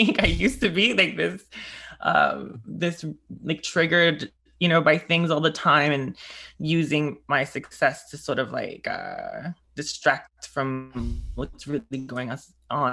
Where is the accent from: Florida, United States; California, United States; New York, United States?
New York, United States; as a New Yorker